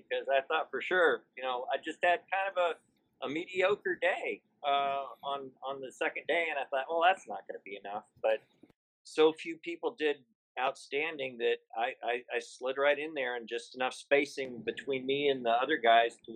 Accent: Austin, Texas, United States; I'm from the Austin area

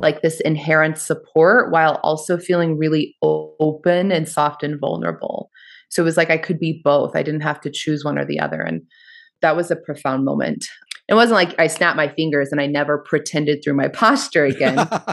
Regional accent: Kansas area, United States; moved away as an adult; also born or lived in Western Massachusetts / Boulder; I'm, I'm from the Kansas area.

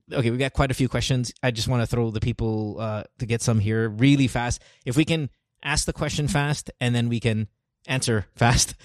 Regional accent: Batangas, Calabarzon, Philippines; Just turned 40 from Batangas

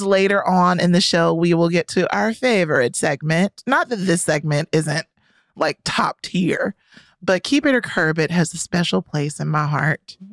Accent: Rocky Mount, North Carolina, United States; my hometown of rocky mount north carolina

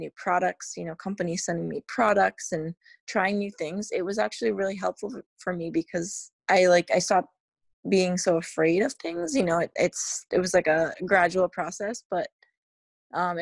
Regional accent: New England, United States; growing up in New England, it's always fresh in the summer

